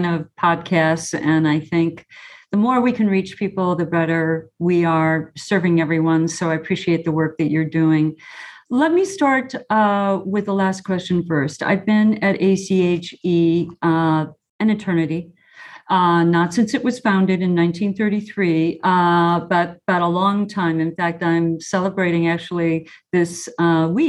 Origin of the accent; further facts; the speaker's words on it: Chicago, Illinois, United States; anyone growing up in Chicago, if they're old enough, would remember the show. It's Bozo Circus. And, you know, when I was a bluebird, I went to Bozo Circus